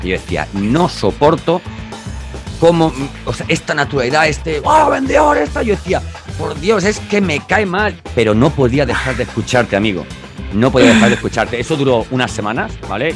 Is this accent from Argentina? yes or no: no; Andalusia, Spain; somos andaluces los dos